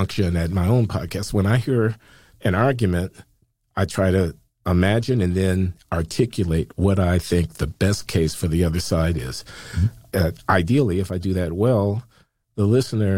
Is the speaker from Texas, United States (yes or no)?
no; Chicago, Illinois, United States; I grew up in Chicago in the 1950s and 60s